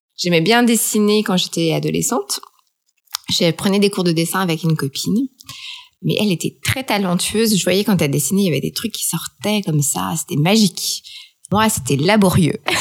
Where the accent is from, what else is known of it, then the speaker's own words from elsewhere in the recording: France; moved away as an adult; now in Shanghai, China; Je suis française. Je suis euh, une photographe qui a passé toute sa vie euh, en France et qui, a 40 ans, à débarquer à Shanghai